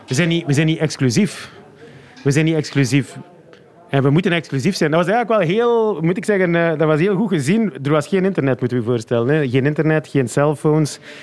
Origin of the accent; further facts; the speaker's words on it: Flanders, Belgium; als Vlaming met de voeten in de klei